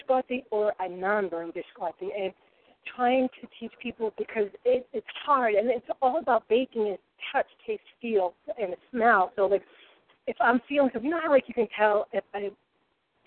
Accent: Rhode Island, United States; accent: Rhode Island; I slip into my Rhode Island ease and I say coffee and things like that.

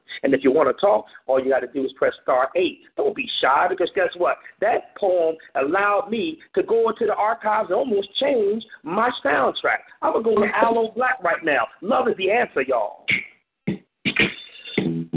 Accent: Compton, California, United States; I'm from the city of Compton, the hub city. I'm from Rosecrans

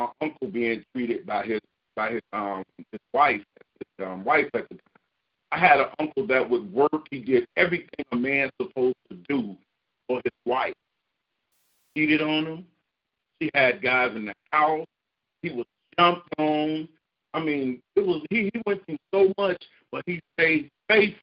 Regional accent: Chicago, Illinois, United States; now in Florida, United States; Well, I'm originally from Chicago, but I live in Florida right now. But I'm a Chicago native, born and raised.

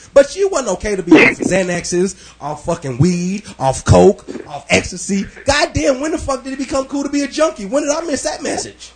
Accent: Kansas City, United States; I grew up on Kansas City streets

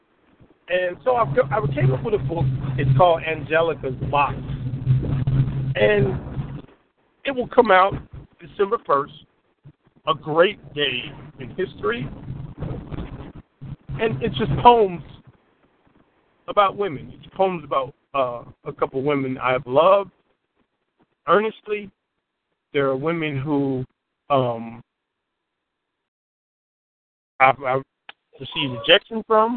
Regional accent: Chicago, Illinois, United States; I'm from Chicago

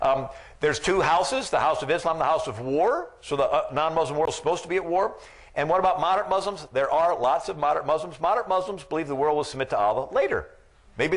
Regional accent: St. Louis, Missouri, United States; I'm from St. Louis, Missouri.

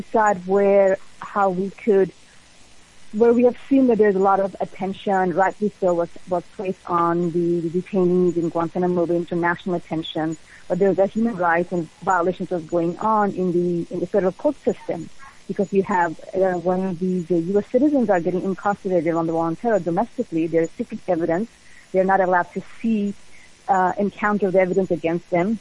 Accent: Atlanta, Georgia, United States; We grew up in Atlanta

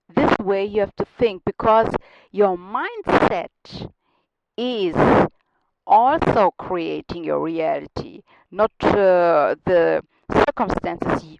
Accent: Germany; accent: German; English is a second language; now in Munich, Germany; my German accent sounds a little bit uh, funny.

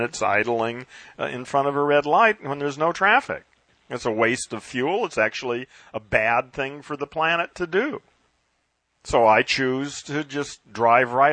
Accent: United States; first language English; I was brought up in America and programmed with English

